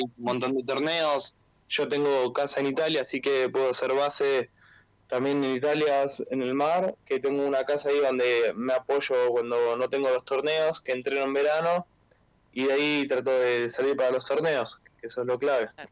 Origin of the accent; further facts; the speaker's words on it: Buenos Aires, Argentina; also born or lived in Villa Gesell, Argentina; now in Italy; venirme a Buenos Aires cuando tenía 7, 8, por ejemplo, 7, 8 años